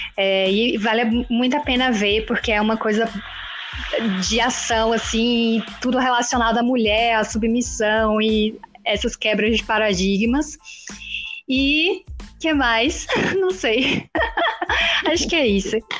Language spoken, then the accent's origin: Portuguese; Jequié, Bahia, Brazil; eu sou de Jiquié